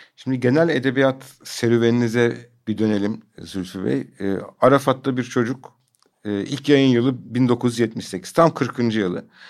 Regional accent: Adana, Turkey; ben de Adanalıyım

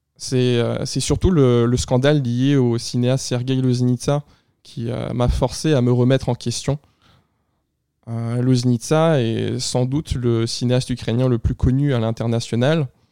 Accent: Quebec, Canada; Québécois d'origine à la fois russe et ukrainienne

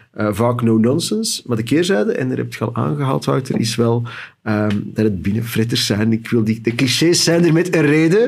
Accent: Antwerp, Flanders, Belgium; ik alleen maar hoor als Antwerpenaar

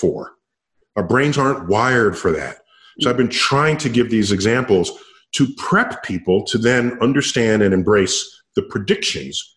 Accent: New York City, New York, United States; I grew up in New York City

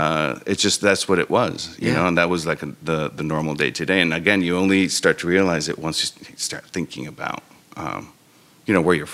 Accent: Mexico; I'm Mexican because I was born in Mexico.

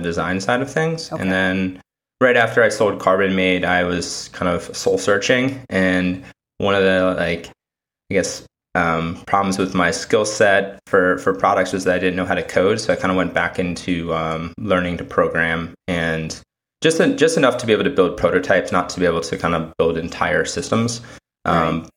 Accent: Connecticut, United States; now in New York City, United States; I'm originally from Connecticut

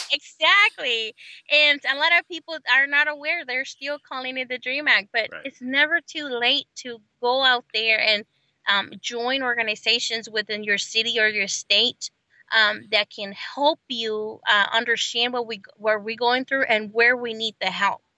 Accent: Celaya, Guanajuato, Mexico; also born or lived in Oklahoma; now in United States; I come from Celaya, Guanajuato, Mexico

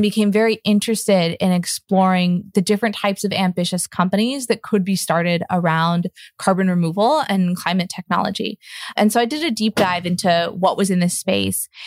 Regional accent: Seattle, Washington, United States; I grew up in Seattle, Washington, just around a lot of Douglas fir all the time

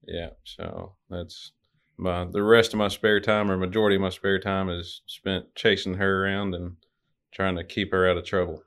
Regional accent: Little Rock, Arkansas, United States; I'm from Little Rock, Arkansas. Pretty much lived there since I was about four years old

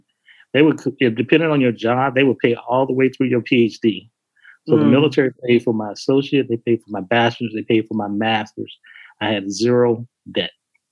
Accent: Chicago, Illinois, United States; moved away as an adult; me growing up in Chicago

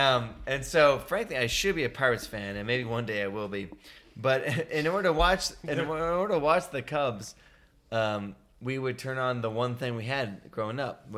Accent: outside of Philadelphia, Pennsylvania, United States; moved away as an adult; now in Boise, United States; So I grew up outside of Philadelphia

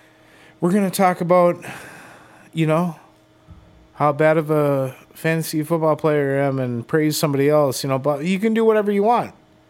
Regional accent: Dominican Republic; I'm from the Dominican.

